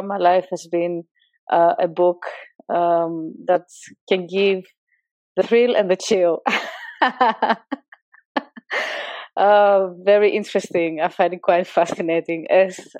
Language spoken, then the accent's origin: English; northern Greece, Greece; moved away as an adult; also born or lived in Utrecht, Netherlands; now in Netherlands; When I was 3 months baby, I've been brought to my grandparents in a village in the northern part of Greece. And I lived there together with my brother. When I was five, I got reunited with my parents, and at the age of seven, we moved to a city close by to the village. And I stayed there